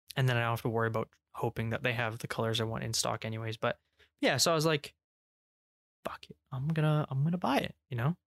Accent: England, United Kingdom; we're English

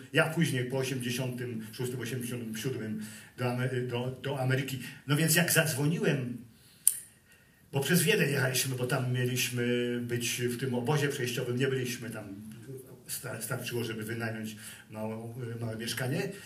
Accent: Gdynia, Pomeranian Voivodeship, Poland; moved away as an adult; also born or lived in California; ja jestem prawdziwym Gdynianinem, bo zostałem urodzony w Gdyni na jednej z najstarszych ulic na Abrahama

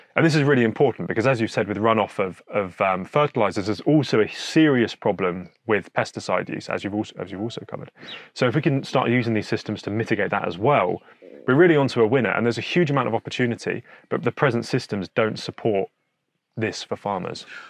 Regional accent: Hampshire, South East England, United Kingdom; also born or lived in New Forest / Surrey; I'm originally from Hampshire. Grew up around there, lived in the New Forest for a bit.

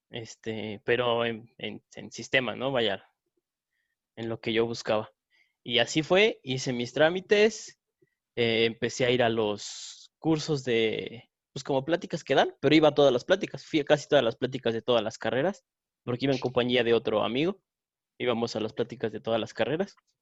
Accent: San Luis Potosí, Mexico; nosotros somos de San Luis Potosí, capital, y aquí el bofos se usa mucho

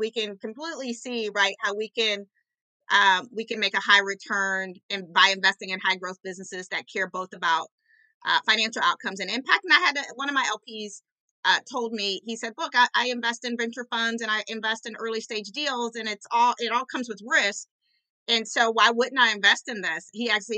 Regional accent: Orange County, California, United States; I grew up low income in Orange County, California

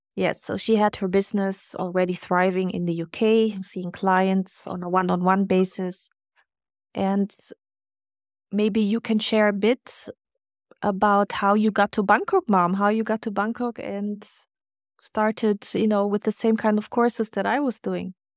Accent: Germany; moved away; growing up in Germany

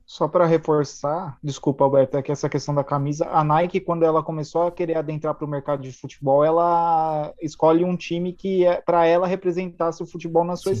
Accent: Brazil; ainda mais somos um país colonizado

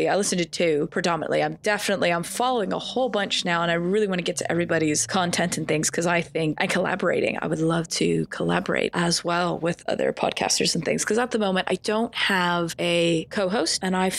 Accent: United States; accent: hybrid accent; moved away as an adult; now in United Kingdom; So I do have this weird kind of hybrid accent going on because I am originally from the States, but I grew up as a military kid. So I didn't really have a regional accent. But then I moved here 10 years ago.

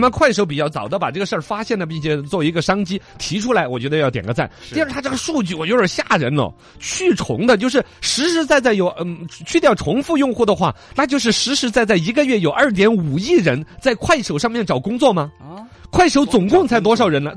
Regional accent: Chengdu, Sichuan, China; 在我们成都这边

